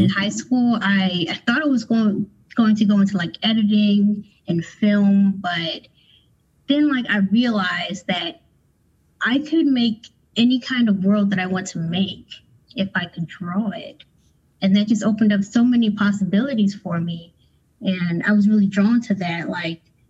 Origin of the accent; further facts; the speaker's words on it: Philadelphia, Pennsylvania, United States; now in Louisville, United States; I'm in Louisville, Kentucky, but I'm from Philadelphia